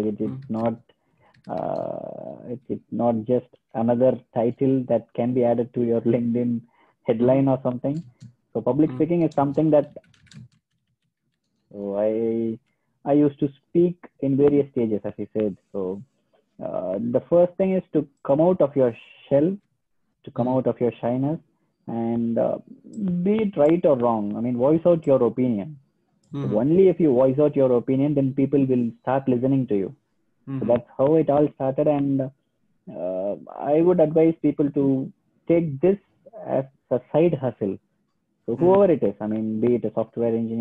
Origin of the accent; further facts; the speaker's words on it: India; moved away as an adult; now in Germany; India. I mean, my home country